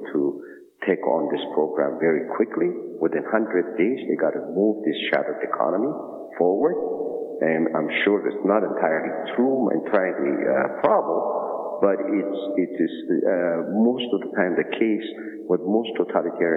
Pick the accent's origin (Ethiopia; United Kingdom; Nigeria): Ethiopia; moved away; I'm from Ethiopia